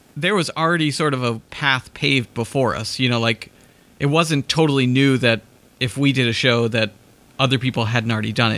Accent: Andover, Massachusetts, United States; I grew up in Andover

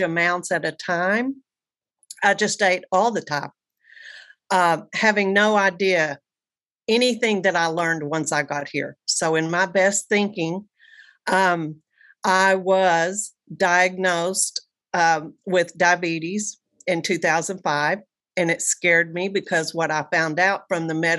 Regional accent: Amarillo, Texas, United States; moved away as an adult; now in Bay Area, United States; from Amarillo, Texas, now living in the paradise of the Bay Area of California

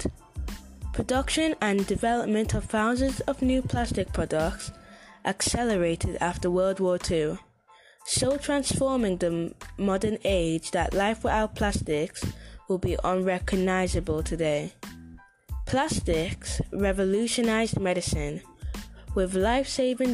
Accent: Manchester, North West England, United Kingdom; I'm from Manchester in UK.

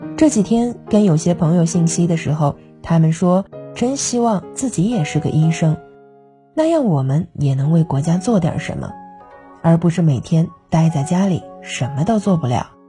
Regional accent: China; 因为我们都是中国人

